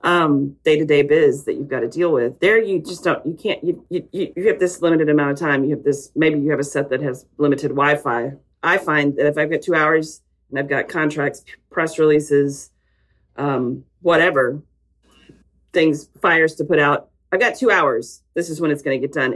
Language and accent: English; Texas, United States; I'm a Texan